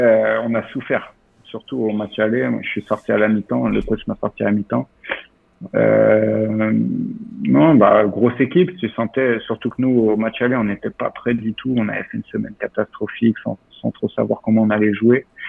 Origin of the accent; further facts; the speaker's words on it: Lorient, Brittany, France; moved away as an adult; now in Zagreb, Croatia; Concarneau, une demi-heure de chez moi, je suis de Lorient